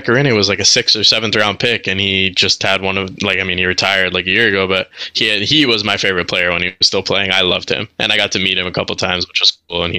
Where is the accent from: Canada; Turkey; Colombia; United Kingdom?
Canada; Montreal, Quebec; My mom was Canadian, so was my dad. But so my mom and I, being Canadian, had to come back.